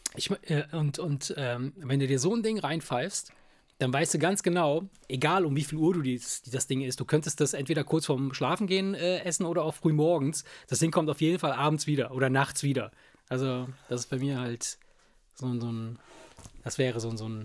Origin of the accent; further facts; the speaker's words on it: Rhineland, Germany; Wir, wir kommen ja aus dem Rheinland